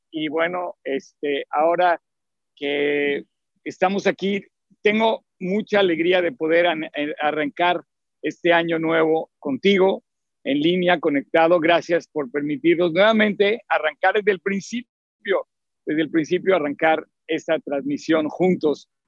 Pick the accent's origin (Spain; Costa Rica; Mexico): Mexico; soy mexicano